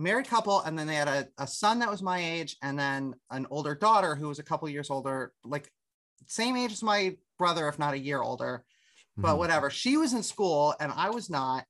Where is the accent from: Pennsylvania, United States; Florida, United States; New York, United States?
Pennsylvania, United States; Harrisburg; I grew up in Susquehanna Township, which is the immediate municipality around it